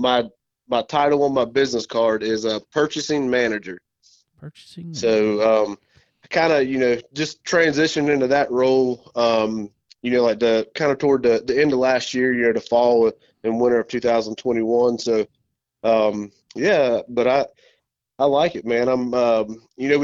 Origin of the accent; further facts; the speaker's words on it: Charlotte, North Carolina, United States; I was born and raised here in the Charlotte area